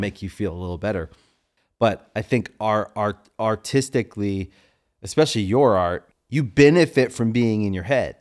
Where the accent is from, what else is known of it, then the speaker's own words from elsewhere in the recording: Maryland, United States; moved away as an adult; also born or lived in Washington, D.C.; now in Los Angeles, United States; I grew up in Maryland